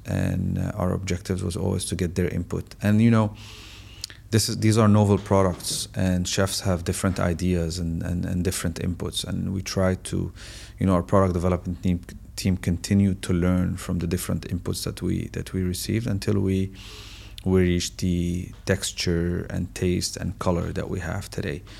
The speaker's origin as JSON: {"language": "English", "country": "Syria", "moved": "as an adult", "lives_now": "United Arab Emirates", "said": "I'm originally from Syria"}